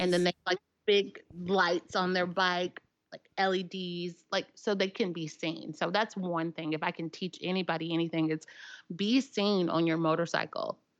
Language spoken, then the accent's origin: English; Nashville, Tennessee, United States; accent: southern; I'm from Nashville, Tennessee